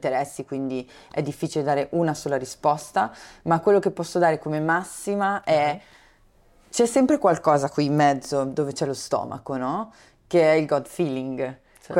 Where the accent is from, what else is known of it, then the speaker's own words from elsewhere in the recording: Brianza, Lombardy, Italy; io sono originaria della Brianza, ho studiato a Milano, ho fatto quindi negli anni dell'università avanti e indietro